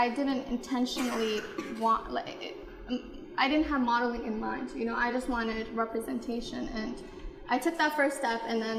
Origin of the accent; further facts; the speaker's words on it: United States; I grew up in America, and I didn't have women that looked like me or little girls, so I know what it's like to not have